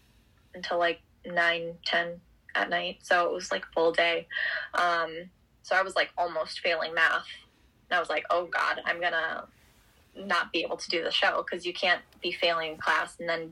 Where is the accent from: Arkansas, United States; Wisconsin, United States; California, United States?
Wisconsin, United States; I'm from Wisconsin